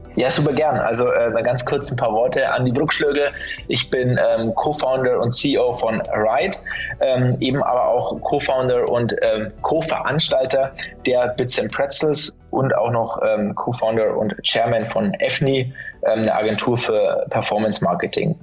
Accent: Franconia, Bavaria, Germany; now in Munich, Germany; ich sitze in München, bin äh, geborener Bayer, ähm, zwar aus Franken

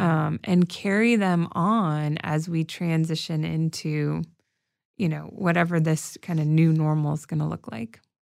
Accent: Arizona, United States; moved away; also born or lived in Chicago; I grew up in Arizona

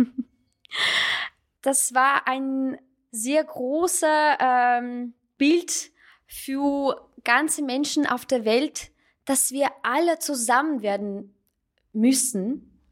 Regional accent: Russia; German is a second language; now in Salzburg, Austria; ich bin ähm, eigentlich Armenierin, ich bin in Russland aufgewachsen und ähm, aber ich habe ein russisches Passport

